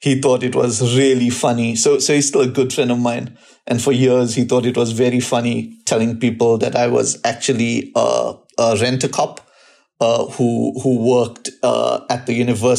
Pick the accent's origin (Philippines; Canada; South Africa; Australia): South Africa; I'm from South Africa